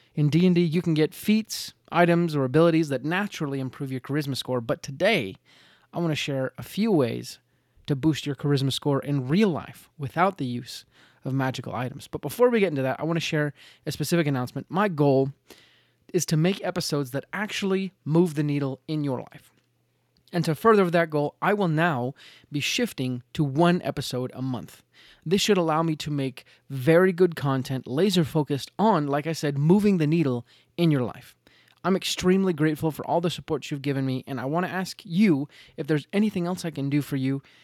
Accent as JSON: {"language": "English", "region": "Utah", "country": "United States", "said": "I'm from Utah"}